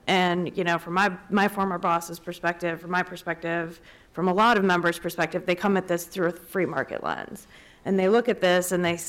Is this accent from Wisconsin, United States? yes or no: yes; Wisconsin, United States; I'm from Wisconsin, and until I went down to the border, you don't really understand it. I didn't grow up with it.